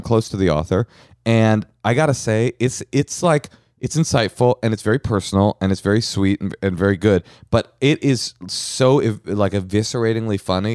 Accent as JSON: {"language": "English", "area": "Bay Area", "region": "California", "country": "United States", "tie": "born or raised there", "said": "I grew up in the Bay Area"}